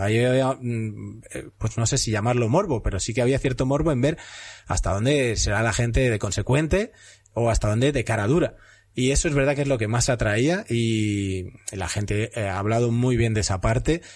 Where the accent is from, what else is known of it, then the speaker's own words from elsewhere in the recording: Castellón de la Plana, Valencian Community, Spain; yo soy de Castellón